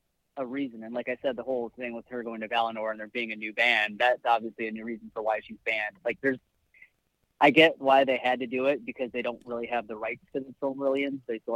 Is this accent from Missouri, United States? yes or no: no; Michigan, United States; I am a fellow Midwesterner. I'm from Michigan